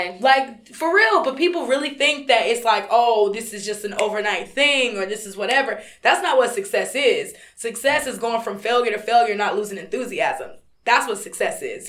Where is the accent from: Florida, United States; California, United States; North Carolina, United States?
North Carolina, United States; I'm from North Carolina